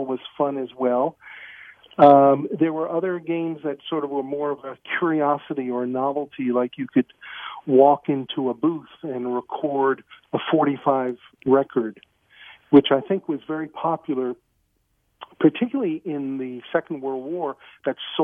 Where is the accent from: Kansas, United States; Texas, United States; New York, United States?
New York, United States; New York City; moved away as an adult; also born or lived in Glendale, Queens; now in Canada; I grew up the early years in Stuyvesant Town in Manhattan